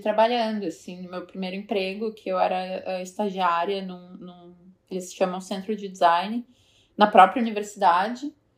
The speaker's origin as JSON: {"language": "Portuguese", "town": "Nova Petrópolis", "region": "Rio Grande do Sul", "country": "Brazil", "moved": "as an adult", "lives_now": "New York, United States", "said": "eu sou de Nova Petrópolis, que é uma cidadezinha em, em, no Rio Grande do Sul, ali pertinho de Gramado, Canela"}